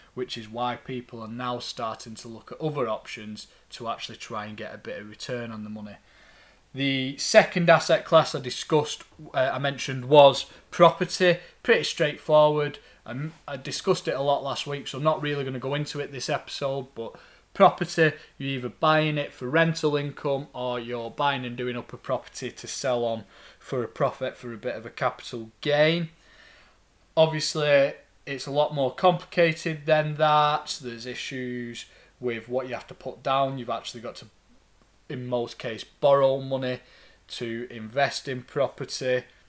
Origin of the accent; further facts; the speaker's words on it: Lancashire, North West England, United Kingdom; accent: thick Lancastrian; my thick Lancastrian accent